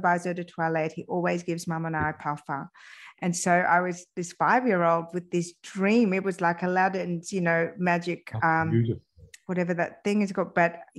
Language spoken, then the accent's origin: English; Iran; also born or lived in France; I was born in France, but we moved back to Iran. But my father continued to go backwards and forwards from France.